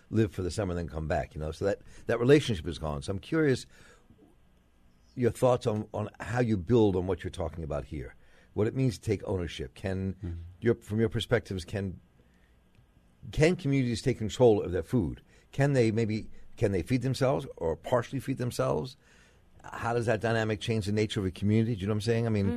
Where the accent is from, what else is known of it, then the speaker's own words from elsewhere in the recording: Baltimore, Maryland, United States; growing up in Baltimore